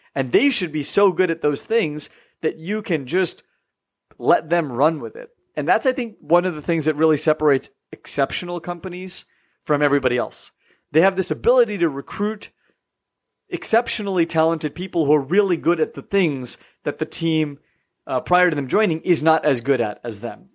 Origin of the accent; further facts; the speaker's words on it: California, United States; moved away as an adult; also born or lived in East Coast, United States; I grew up in the West Coast in California, but then went to the East Coast for, uh, twelve years